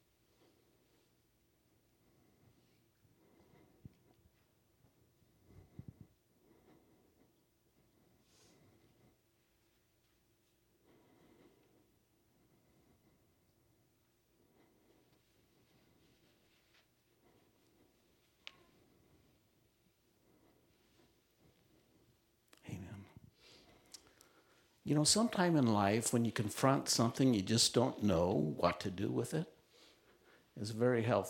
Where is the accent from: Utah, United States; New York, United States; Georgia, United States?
Utah, United States; I grew up in Utah, and there weren't many Christian camps around